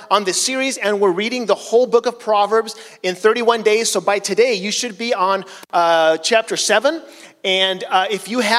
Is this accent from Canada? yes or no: no; Chile; So, as some of you know, I grew up in Chile as a missionary, and in Chile, in South America, cars are very small